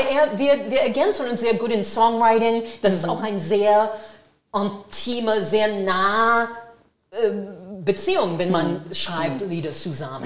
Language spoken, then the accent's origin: German; Brockton, Massachusetts, United States; German is a second language; now in Germany; ich komme aus Brockton, Massachusetts